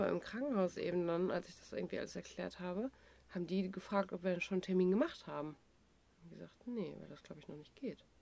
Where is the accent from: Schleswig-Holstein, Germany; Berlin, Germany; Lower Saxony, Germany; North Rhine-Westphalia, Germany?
North Rhine-Westphalia, Germany; Dortmund; ich komme aus Dortmund